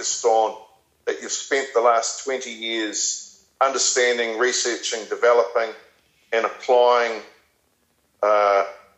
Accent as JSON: {"language": "English", "country": "New Zealand", "moved": "as an adult", "lives_now": "England, United Kingdom", "said": "I'm a New Zealander originally. I left New Zealand in the mid-2000s, and I chose to come over this side of the world, and I've chose to live in England specifically."}